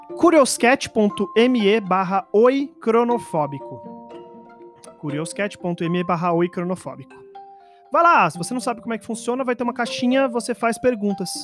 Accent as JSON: {"language": "Portuguese", "region": "São Paulo", "country": "Brazil", "said": "eu sou só um paulistano"}